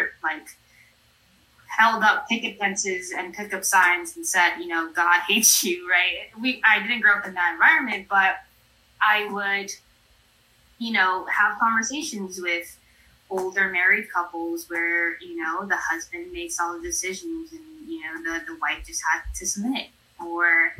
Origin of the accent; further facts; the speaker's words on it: New York City, New York, United States; I was raised in New York City